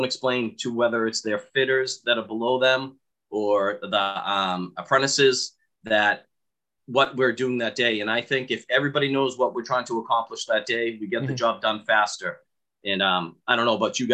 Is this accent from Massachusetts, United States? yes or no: yes; Boston, Massachusetts, United States; accent: thick Boston; I am from Same Boston